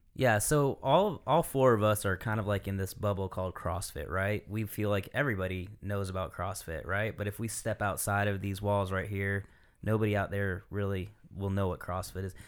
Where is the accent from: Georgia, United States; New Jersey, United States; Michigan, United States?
Michigan, United States; moved away; I'm from Michigan